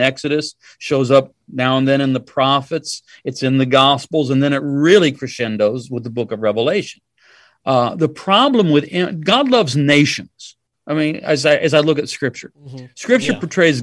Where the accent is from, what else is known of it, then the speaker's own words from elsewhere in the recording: United States; it happens to be a United States passport because that's what I am